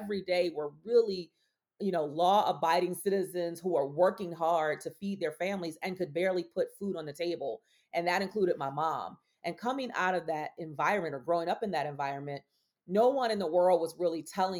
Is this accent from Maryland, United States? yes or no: yes; Baltimore, Maryland, United States; I was born and raised in Baltimore, Maryland